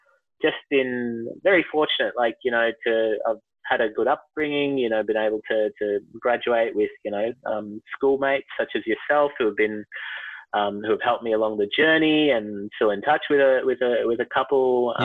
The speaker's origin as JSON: {"language": "English", "country": "India", "lives_now": "Melbourne, Australia", "said": "But look, I am Indian, so I've heard there's a bit of a dramatic switch"}